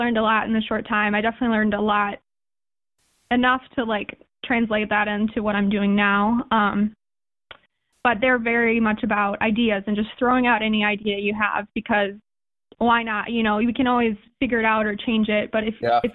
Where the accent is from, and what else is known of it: Madison, United States; also born or lived in Oregon / Indiana